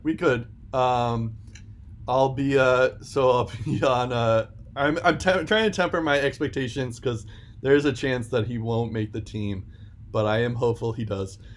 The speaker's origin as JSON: {"language": "English", "country": "United States", "said": "as an American"}